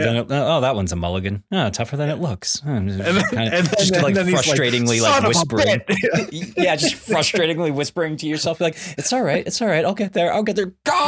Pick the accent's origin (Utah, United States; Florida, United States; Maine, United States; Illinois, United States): Illinois, United States; Highland Park; I'm from Gotham Pines, like freaking like suburban Chicago, like Highland Park, you know, like from Illinois and like I didn't live in the city proper.